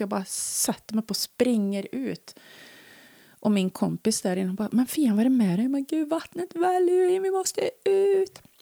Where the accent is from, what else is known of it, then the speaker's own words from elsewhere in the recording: Värmland, Sweden; accent: Värmland dialect; jag pratar för mycket värmländska